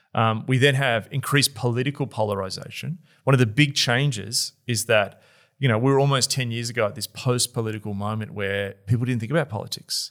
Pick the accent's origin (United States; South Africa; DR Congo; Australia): Australia; also born or lived in Melbourne; as an Australian who lives in Melbourne